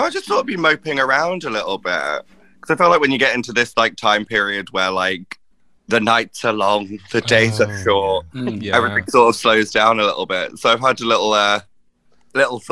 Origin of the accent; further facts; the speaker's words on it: Essex, East of England, United Kingdom; moved away; I'm from Essex originally